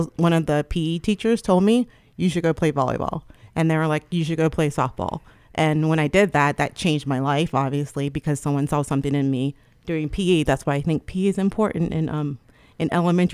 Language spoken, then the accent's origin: English; Trenton, New Jersey, United States; moved away